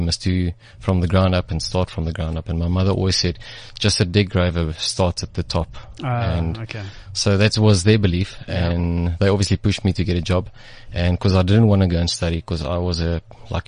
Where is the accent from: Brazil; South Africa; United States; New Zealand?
South Africa; Centurion, Gauteng; I grew up in Centurion. Did my school years in Centurion, well, in a private school